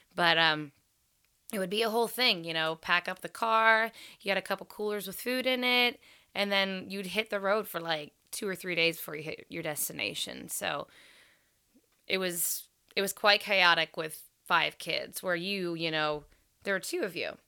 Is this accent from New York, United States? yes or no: no; Crescent, Ohio, United States; We had both come from small towns. I'm from Crescent, Ohio.